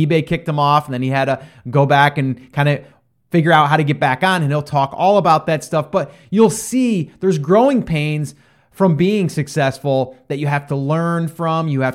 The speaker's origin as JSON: {"language": "English", "area": "outside of Albany", "region": "upstate New York", "country": "United States", "also_born_or_lived": "Round Lake, New York", "said": "outside of Albany, upstate New York"}